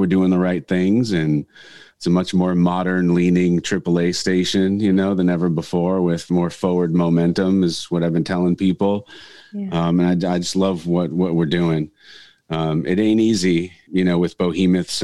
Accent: Northridge, California, United States; moved away as an adult; also born or lived in San Diego; now in Carlsbad, United States; back in my hometown of Northridge

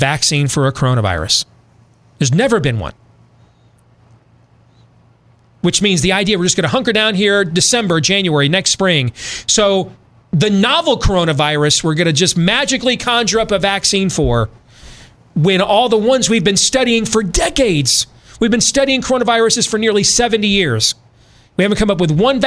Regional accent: Iowa, United States; my home state of Iowa

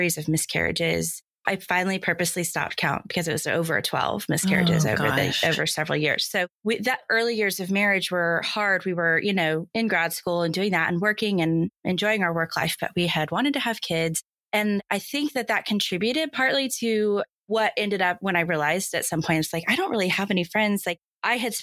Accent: Dallas, Texas, United States; I'm from Dallas. I live in Dallas. I grew up in Dallas. So longtime Dallasite here

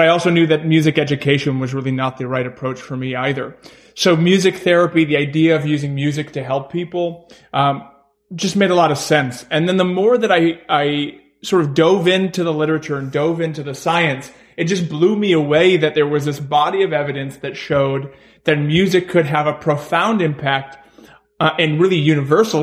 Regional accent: Maine, United States; moved away; I'm from Maine originally, from a very small town in Maine

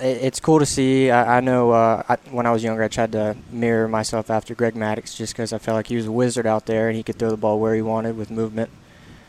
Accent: Birmingham, Alabama, United States; also born or lived in Mississippi; I was born in Mississippi when I was two or three, barely even had any memories. We moved to Birmingham

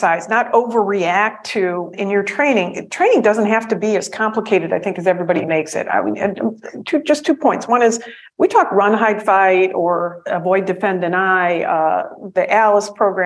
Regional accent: Detroit, Michigan, United States; I'm from Detroit.

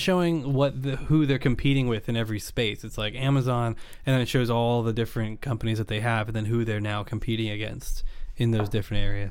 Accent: Napa Valley, California, United States; I grew up in Napa Valley

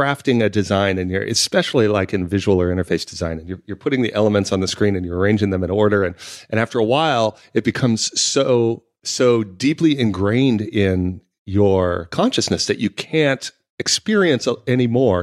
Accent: San Francisco, California, United States; now in London, United Kingdom; I was from San Francisco

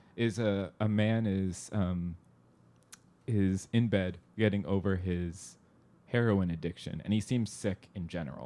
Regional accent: Southern California, United States; suburb where I grew up in Southern California

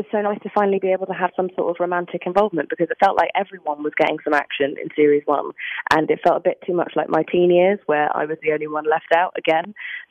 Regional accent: England, United Kingdom; I'm English

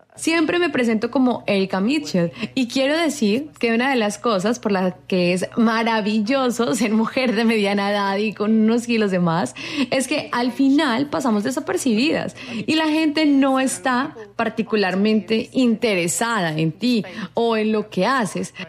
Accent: United Kingdom; en mi país, de donde yo vengo

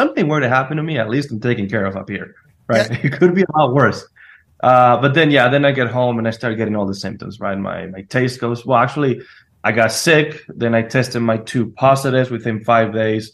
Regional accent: Spain; born or raised there

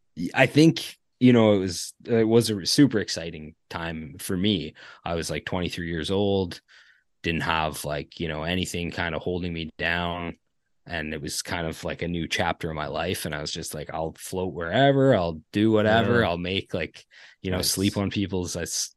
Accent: Ontario, Canada; hey, I'm from Ontario.

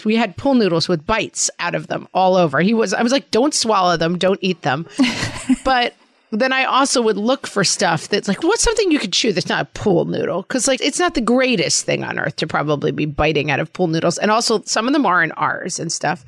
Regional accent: New York, United States; accent: New York; my New York accent

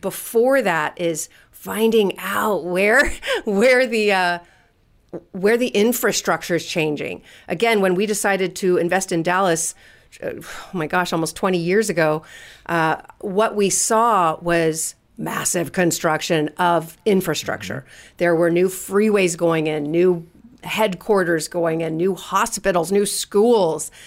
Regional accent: California, United States; I'm from California

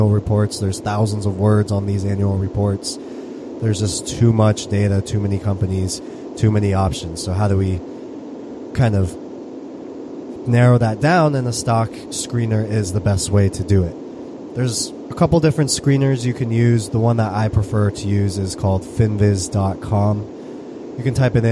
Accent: United States; I'm U.S., I'm all American

